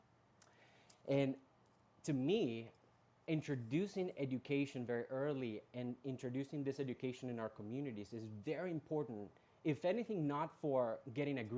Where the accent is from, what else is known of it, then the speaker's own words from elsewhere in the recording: Colombia; moved away as an adult; also born or lived in Bronx, New York, United States; now in United States; I was actually born and raised in Colombia, in South America